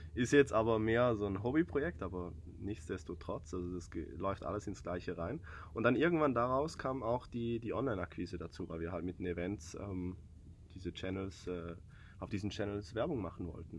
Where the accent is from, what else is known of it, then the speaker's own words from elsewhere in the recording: southern Switzerland, Switzerland; accent: Swiss; Ich bin Schweizer aus dem Süden